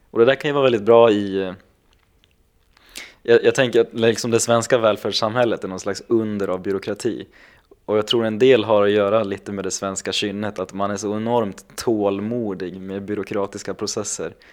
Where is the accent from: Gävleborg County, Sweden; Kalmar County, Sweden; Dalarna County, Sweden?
Gävleborg County, Sweden; Gävle